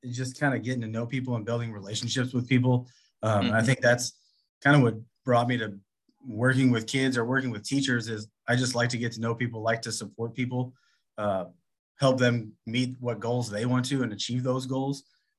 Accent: O'Fallon, Missouri, United States; also born or lived in North County, St. Louis, Missouri; I grew up in O'Fallon. I was born in North County, but we moved out here when I was in second grade.

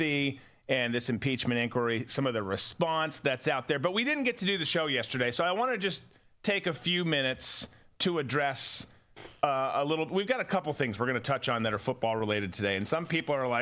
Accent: Minnesota, United States; growing up in Minnesota

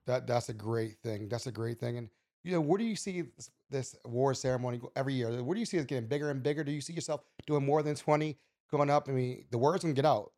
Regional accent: Baltimore, Maryland, United States; we, Baltimore's, we love our city.

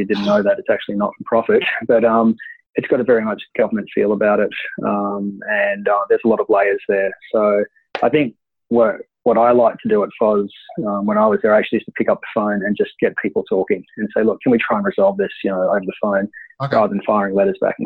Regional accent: Queensland, Australia; I grew up in Queensland and I was living on the coast

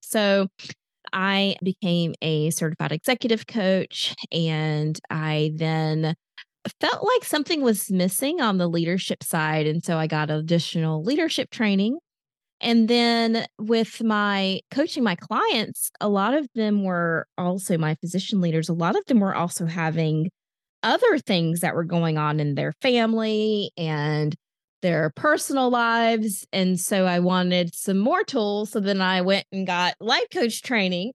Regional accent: Raleigh, North Carolina, United States; now in Charlotte, United States; I'm originally from the Raleigh, North Carolina

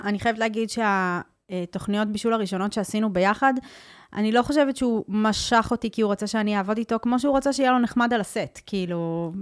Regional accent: Tel Aviv, Tel Aviv District, Israel; also born or lived in Netherlands; כשאני גדלתי במרכז תל אביב

